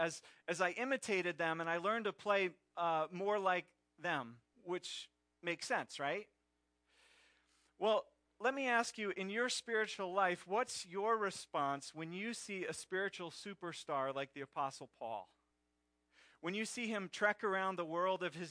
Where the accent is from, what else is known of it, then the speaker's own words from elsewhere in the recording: Pennsylvania, United States; I grew up in Pennsylvania in Phillies country